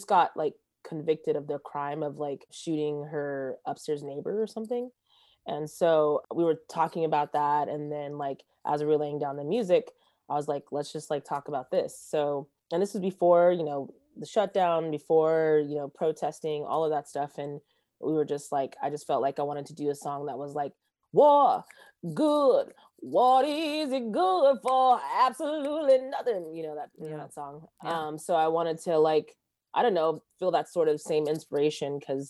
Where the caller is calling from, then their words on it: Los Angeles, California, United States; I am zooming in from Los Angeles, California, like Studio City area